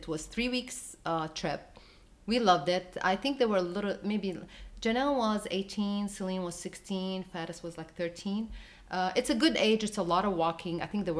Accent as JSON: {"language": "English", "town": "Jerusalem", "region": "Jerusalem District", "country": "Israel", "tie": "born or raised there", "also_born_or_lived": "Jordan", "said": "Now, internationally, I was born in Jerusalem, so of course I lived there, so I know the area, I know everything."}